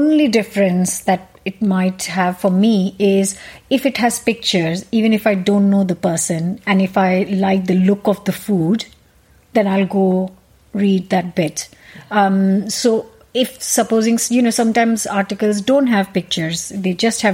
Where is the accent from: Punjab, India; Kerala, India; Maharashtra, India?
Punjab, India; moved away as an adult; now in United Kingdom; I'm Punjabi, which is I'm North Indian